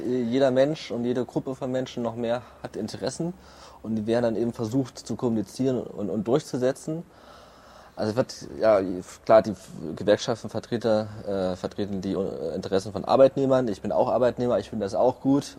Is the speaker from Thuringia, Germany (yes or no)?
yes; Erfurt, Thuringia, Germany; moved away as an adult; now in Berlin, Germany; ursprünglich komme ich aus Erfurt